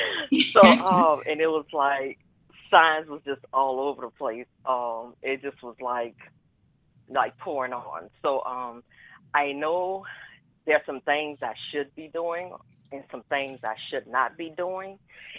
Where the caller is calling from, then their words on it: New Orleans, Louisiana, United States; Hi. Hi, this is … from New Orleans.